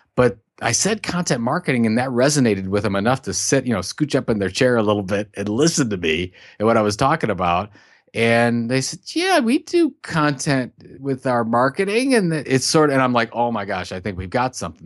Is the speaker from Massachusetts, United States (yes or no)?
no; Sandusky, Ohio, United States; I'm from Sandusky, Ohio, which is, uh, known for two things.